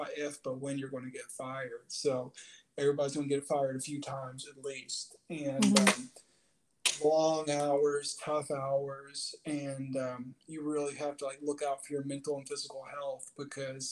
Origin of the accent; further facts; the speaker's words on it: Chattanooga, Tennessee, United States; born and raised in Chattanooga, Tennessee